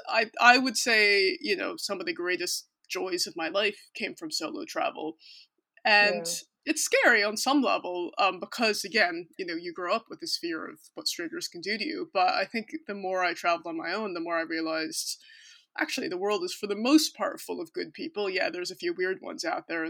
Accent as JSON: {"language": "English", "country": "United States", "also_born_or_lived": "Cork", "moved": "as an adult", "lives_now": "London, United Kingdom", "said": "I'm American"}